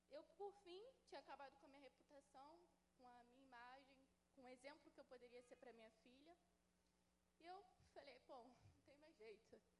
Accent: Santa Cruz, Brazil; eu tenho 23 anos, sou de Santa Cruz.

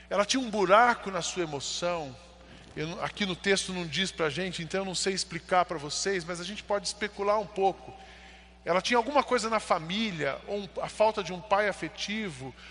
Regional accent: São José dos Campos, São Paulo, Brazil; Eu, quando me apresento, sou de São José dos Campos.

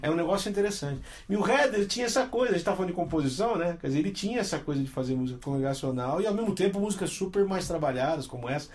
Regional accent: Campinas, São Paulo, Brazil; eu sou de Campinas

